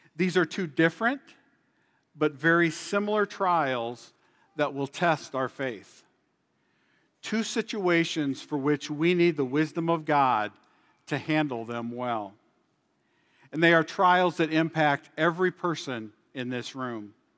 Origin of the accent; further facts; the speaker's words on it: Illinois, United States; moved away as an adult; now in South Dakota, United States; I was born and raised in Illinois for the first forty-eight years of my life before moving here to South Dakota in two thousand eleven.